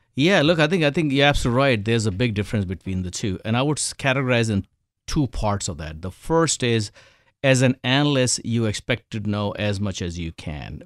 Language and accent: English; India; moved away; I was born in India, grew up in India